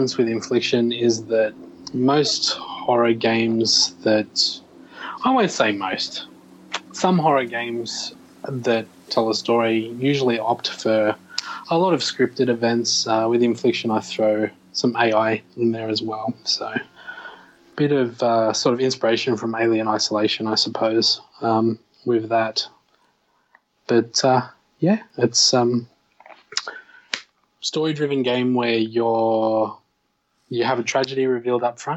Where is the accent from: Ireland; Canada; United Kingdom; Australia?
Australia; I'm obviously Australian